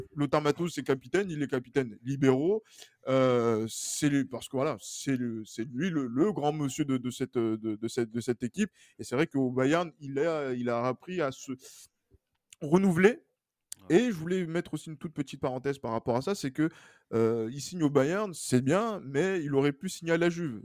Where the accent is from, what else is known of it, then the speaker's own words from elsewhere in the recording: France; nous, en tant que Français